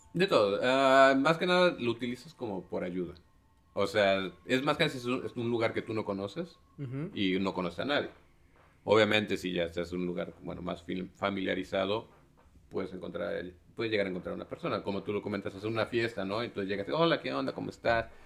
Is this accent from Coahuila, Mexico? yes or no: no; Xalapa, Veracruz, Mexico; yo crecí en, en Jalapa